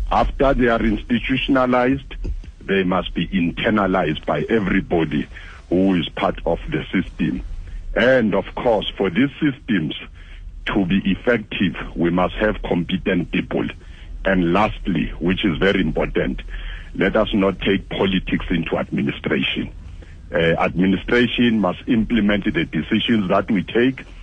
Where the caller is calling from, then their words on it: Mpumalanga, South Africa; Uh, of course, I'm from Steve Tshwete, one of the municipalities counted there.